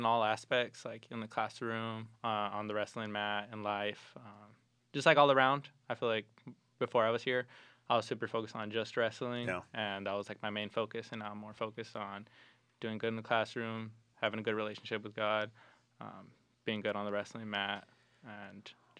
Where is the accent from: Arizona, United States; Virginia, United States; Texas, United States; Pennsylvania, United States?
Arizona, United States; Tucson; moved away; I'm from Tucson, Arizona.